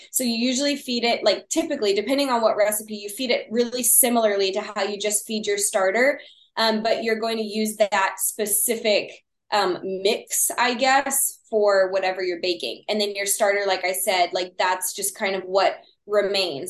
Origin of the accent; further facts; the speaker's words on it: Texas, United States; accent: Texas; my Texas accent